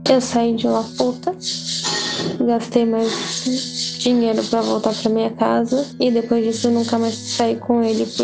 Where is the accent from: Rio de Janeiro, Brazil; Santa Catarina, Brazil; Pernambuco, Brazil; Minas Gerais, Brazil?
Rio de Janeiro, Brazil; eu sou do Rio